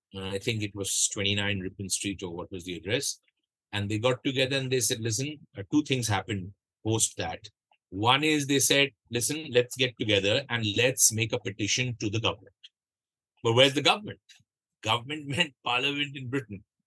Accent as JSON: {"language": "English", "town": "Kolkata", "region": "West Bengal", "country": "India", "said": "you and I are both from Calcutta"}